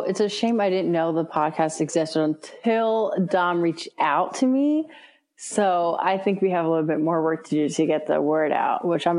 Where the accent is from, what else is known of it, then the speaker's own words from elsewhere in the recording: Rockland County, New York, United States; also born or lived in Brooklyn, New York; now in Bronx, New York, United States; I was born in Brooklyn, raised in Rockland County, New York. So with suburbs.